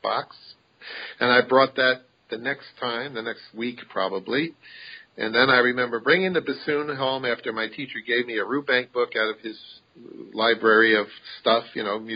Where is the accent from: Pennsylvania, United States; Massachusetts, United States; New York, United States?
New York, United States; Massapequa; I was born and raised on Massapequa, Long Island, which is on the south shore of Long Island